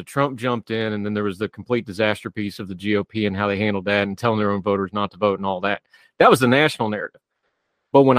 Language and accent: English; West Virginia, United States; in my home state, even as non-racially diverse as West Virginia can be